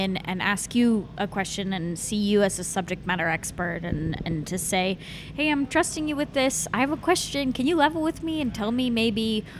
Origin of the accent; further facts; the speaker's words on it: Oregon, United States; now in Seattle, United States; growing up in Oregon